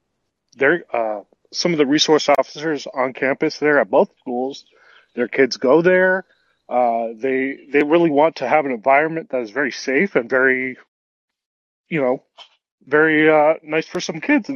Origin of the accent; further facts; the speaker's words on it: Florida, United States; moved away as an adult; now in Michigan, United States; I'm from Florida